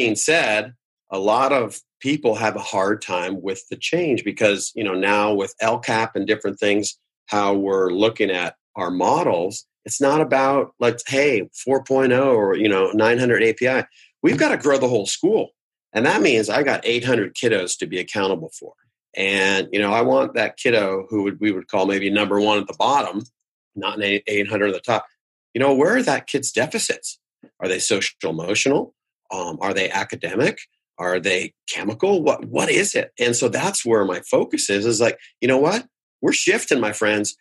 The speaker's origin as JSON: {"language": "English", "town": "Davis", "region": "California", "country": "United States", "tie": "born or raised there", "said": "I'm from Northern California, grew up in a real small college town, UC Davis, Davis, California."}